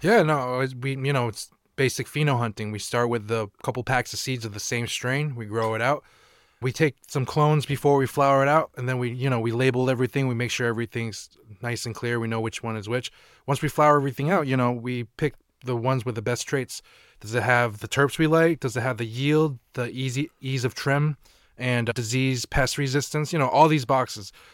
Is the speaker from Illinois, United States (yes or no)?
no; Burlington, Vermont, United States; also born or lived in Maine / Taiwan / Brattleboro, Vermont / California; I lived in Burlington for most of my life, but I, you know, I moved to California, South Dakota, Taiwan, few different places, but, like, majority of my life I've been in Vermont